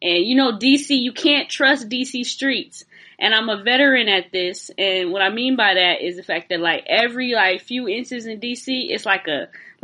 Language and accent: English; California, United States; moved away as an adult; now in Washington, D.C., United States; I am from sunny California, but I'm in stormy D.C. right now